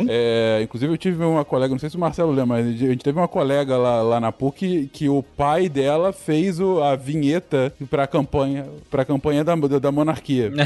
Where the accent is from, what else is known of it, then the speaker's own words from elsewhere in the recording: Brazil; como brasileiro